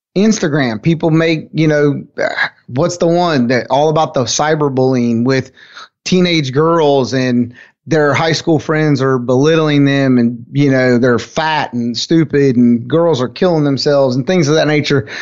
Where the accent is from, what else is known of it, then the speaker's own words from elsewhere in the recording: United States; I'm from Carolina